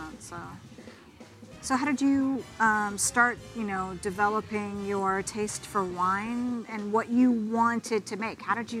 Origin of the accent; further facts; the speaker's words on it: Oregon City, Oregon, United States; That's my hometown